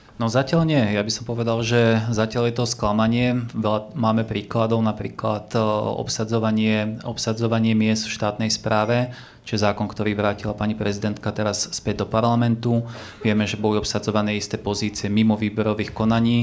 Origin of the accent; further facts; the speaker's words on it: Partizánske, Trenčín Region, Slovakia; Ja sám som z Partizánskeho